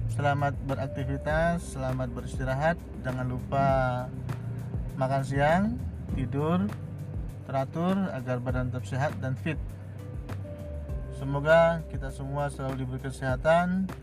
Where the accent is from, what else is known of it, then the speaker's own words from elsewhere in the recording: Kraksaan, East Java, Indonesia; sekilas saya menyampaikan kondisi hari ini di kota saya lagi mendung yaitu di kota Keraksan Probolinggo Jawa Timur